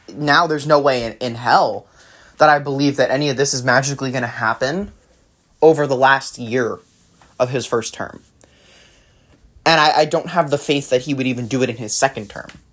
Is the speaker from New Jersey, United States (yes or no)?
yes; New Jersey, United States; now in California, United States; born and raised, then yeah, New Jersey